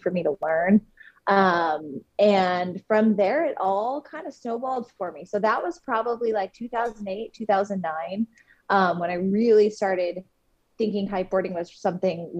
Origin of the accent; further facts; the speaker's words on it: Seattle, Washington, United States; now in Hood River, United States; So I currently live in Hood River, Oregon in the United States, but I am originally from the Seattle, Washington area.